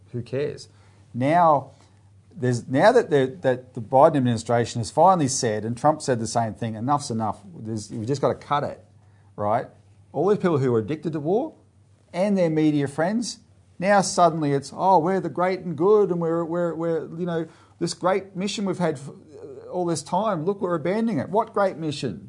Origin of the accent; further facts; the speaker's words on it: Australia; we as Australian citizens